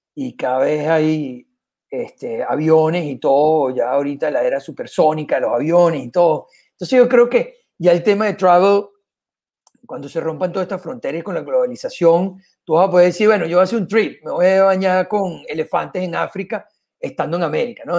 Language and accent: Spanish; Venezuela; moved away as an adult; also born or lived in Panama / Costa Rica / Miami, United States / Vienna, Austria; now in Spain; soy venezolano con mucho orgullo. crecí como con agencia en Venezuela